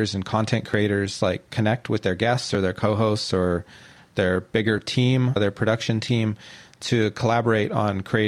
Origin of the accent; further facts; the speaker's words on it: Central Valley, California, United States; moved away as an adult; now in Oakland, United States; I'm from California. I grew up in the Central Valley and been out here for a few years